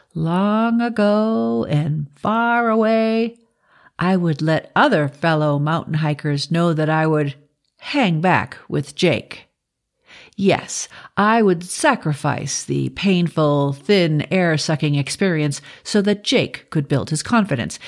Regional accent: Boston, Massachusetts, United States; I'm from Boston

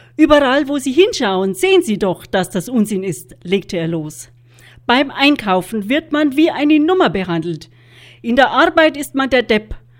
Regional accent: Germany; bei uns in Deutschland

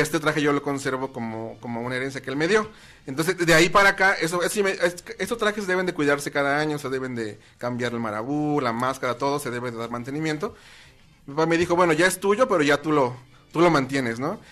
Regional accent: Tepoztlán, Morelos, Mexico; En Tepoztlán se divide en barrios y mi barrio es el barrio del alacrán

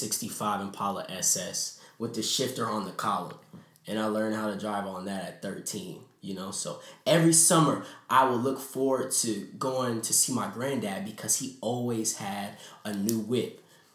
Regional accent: California, United States; now in Stone Mountain, United States; So I'm originally from California.

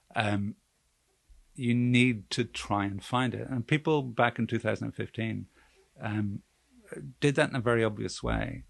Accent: Belfast, Northern Ireland, United Kingdom; I'm from Belfast and I'm I'm a I'm a working class Catholic

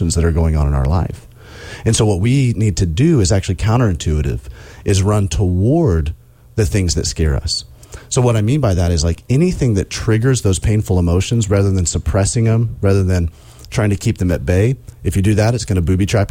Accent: Alabama, United States; also born or lived in South Carolina; now in Indiana, United States; I'm growing up in Alabama

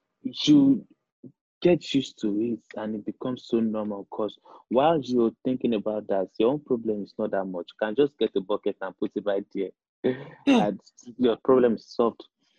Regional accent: Bariga, Lagos, Nigeria; It's very dark out there because it's like, I don't know. You wake up in the morning and you feel like there's no hope. That's what my hood feels li

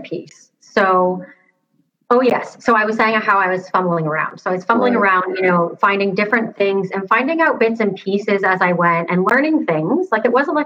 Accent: Toronto, Ontario, Canada; moved away as an adult; now in Seattle, United States; I'm from like Toronto area in Canada. I'm living in Seattle right now

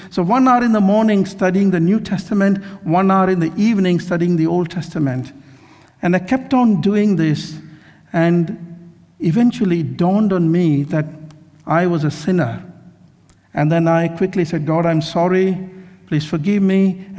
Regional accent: Kerala, India; also born or lived in Mumbai / Mysore; I grew up in India, in Kerala. Well, I was in many places, in Mumbai, in Mysore, in Kerala, so many places.

